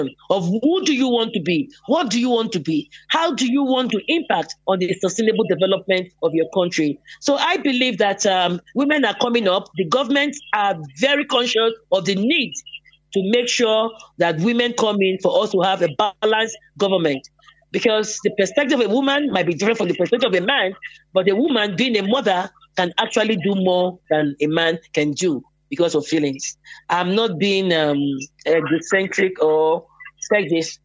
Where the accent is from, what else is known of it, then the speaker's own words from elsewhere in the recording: Lagos, Nigeria; moved away; also born or lived in Cameroon; I was born and raised in Lagos